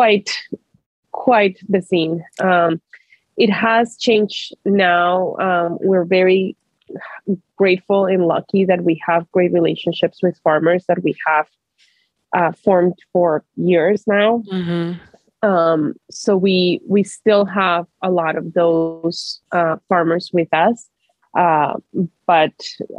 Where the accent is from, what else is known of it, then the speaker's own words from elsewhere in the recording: Colombia; now in Portland, United States; growing up in Colombia